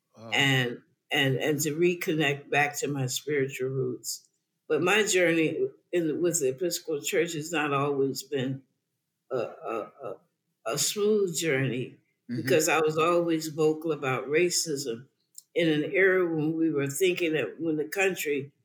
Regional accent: the South, United States; I grew up in the South, and the South was segregated

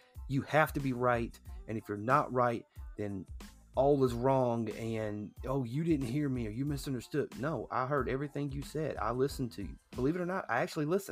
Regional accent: United States; I was born in the United States

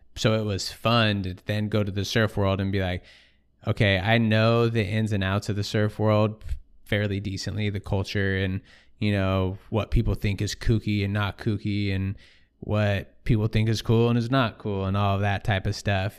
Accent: Sonoma, California, United States; growing up in Sonoma, I lived an hour from the coast, nobody surfed.

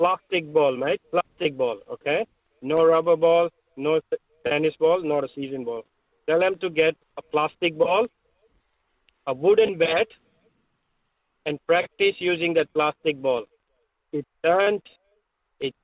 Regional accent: India; now in Australia; I grew up in India

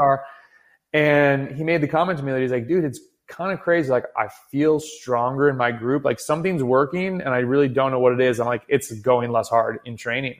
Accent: United States; as American cyclists

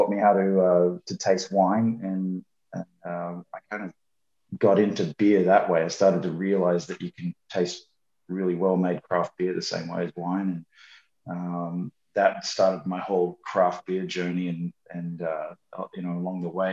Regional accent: Sydney, New South Wales, Australia; moved away as an adult; now in United States; I was born and raised in Sydney, Australia. I came over to the US in 1990.

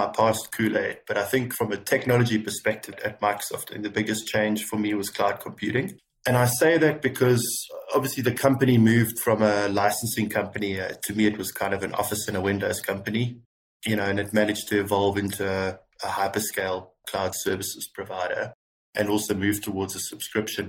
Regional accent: South Africa; moved away as an adult; also born or lived in United Kingdom; now in Dubai, United Arab Emirates; I'm originally, well, I am South African, born and bred.

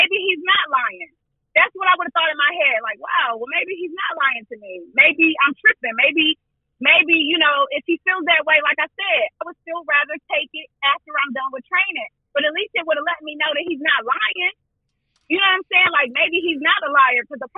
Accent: Buffalo, New York, United States; We were in my hometown, right?

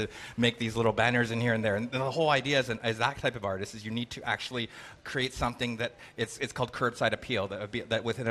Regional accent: Canada; I'm Canadian

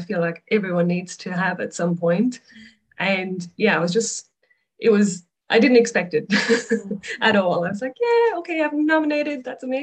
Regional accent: Ireland; moved away as an adult; now in Australia; But originally I'm from Ireland, moved to Australia

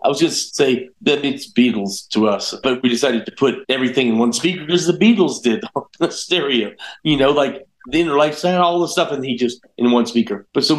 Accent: the South, United States; also born or lived in Denver; I'm from the South

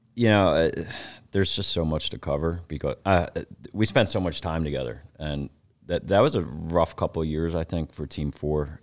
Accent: Philadelphia, Pennsylvania, United States; I grew up in Philly

